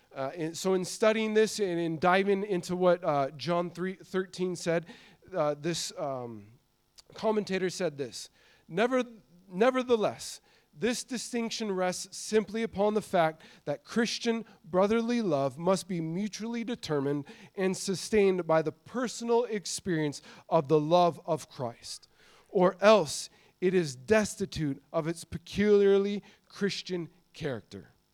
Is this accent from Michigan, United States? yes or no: no; Montana, United States; I grew up in Montana